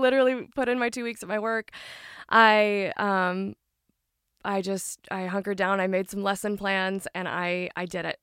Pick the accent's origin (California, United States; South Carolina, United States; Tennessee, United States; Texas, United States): Tennessee, United States; Franklin; I did grow up in the Nashville, more Franklin area